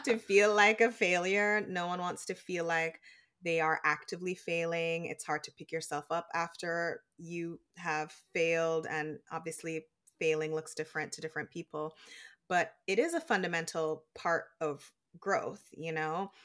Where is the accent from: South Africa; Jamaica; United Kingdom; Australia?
Jamaica; now in United States; when I was growing up in Jamaica, all of my aunts and uncles and cousins and, like, grandparents when they were alive, they're all still in Jamaica